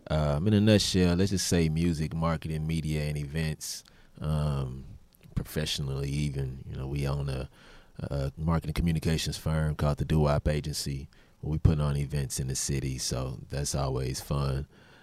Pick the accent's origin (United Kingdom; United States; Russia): United States; Houston, Texas; Right here, Houston